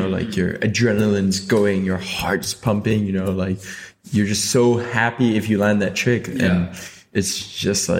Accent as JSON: {"language": "English", "country": "Hong Kong", "tie": "born or raised there", "also_born_or_lived": "United Kingdom", "said": "I'm from, like, born and raised in Hong Kong"}